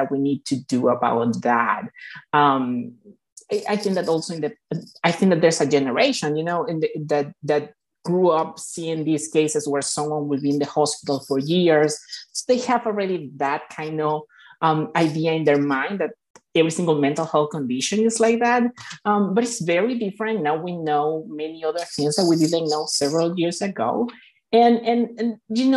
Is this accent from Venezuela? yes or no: yes; Venezuela; moved away as an adult; now in Chicago, United States; I'm actually from Venezuela. I moved to United States about 10 years ago.